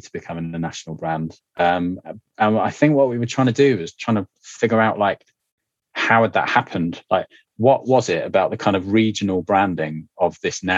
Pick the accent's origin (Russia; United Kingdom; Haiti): United Kingdom; Yorkshire and the Humber; we're from Yorkshire